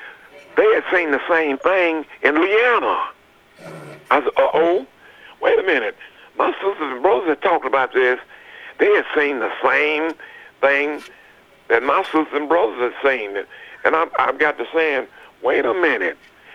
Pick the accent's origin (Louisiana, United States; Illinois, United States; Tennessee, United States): Tennessee, United States; Smyrna; also born or lived in Murfreesboro, Tennessee; I'm originally from Smyrna, Tennessee, Hilltop, they used to call it.